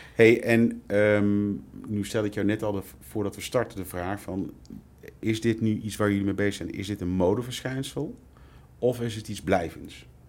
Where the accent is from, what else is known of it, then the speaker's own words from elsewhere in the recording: North Brabant, Netherlands; accent: Brabant; Zoals dus je hoort, wellicht aan mijn tongval kom ik uit Brabant.